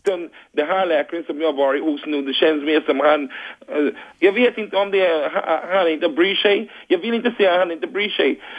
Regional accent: Barbados; Swedish is a second language; now in Rågsved, Sweden; jag kommer från Barbados

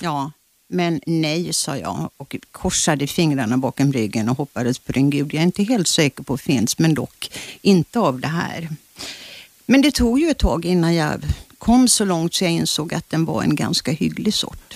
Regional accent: Kyrkö, Karlskrona archipelago, Blekinge, Sweden; moved away; den skärgårdsö där jag är född

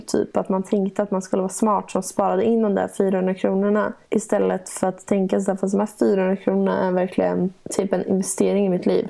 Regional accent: Gnesta, Södermanland, Sweden; also born or lived in Stockholm / Gothenburg; jag har aldrig någonsin känt mig hemma i Gnesta

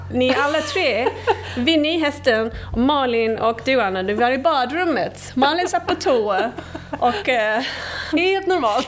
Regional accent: England, United Kingdom; Swedish is a second language; moved away as an adult; now in Sweden; Jag kommer från England.

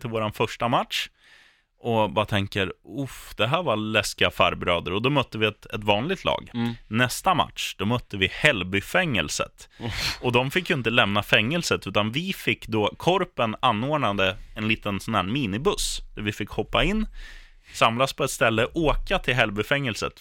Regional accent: Eskilstuna, Södermanland, Sweden; när jag spelade korpfotboll hemma i Eskilstuna. Mm. Då spelade jag med mina kompisar eh, och vi kommer från en stadsdel

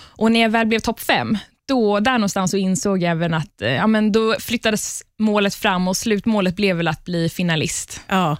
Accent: Palestine; moved away; Jag kommer ursprungligen från Palestina

